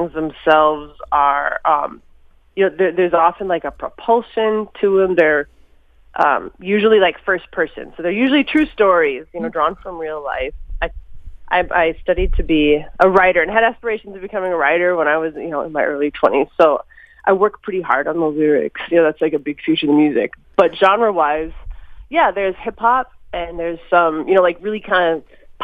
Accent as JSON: {"language": "English", "town": "Minneapolis", "region": "Minnesota", "country": "United States", "tie": "born or raised there", "said": "I was born in Minneapolis"}